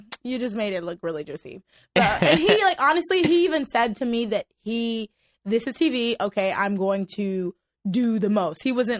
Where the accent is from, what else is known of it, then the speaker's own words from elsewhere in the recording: Port-au-Prince, Ouest, Haiti; also born or lived in Miami, United States; now in Los Angeles, United States; I grew up in Miami, Florida, and I grew up in my native country, Haiti, in the capital, Port-au-Prince, Haiti. And I'm currently residing in Los Angeles, California.